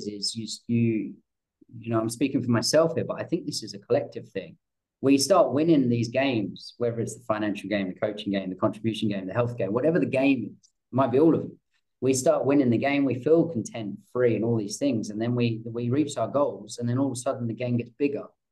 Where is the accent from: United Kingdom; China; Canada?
United Kingdom; England; I'm English